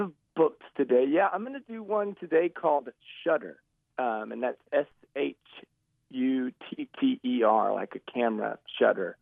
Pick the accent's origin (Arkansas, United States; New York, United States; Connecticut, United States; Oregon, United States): Arkansas, United States; growing up in Arkansas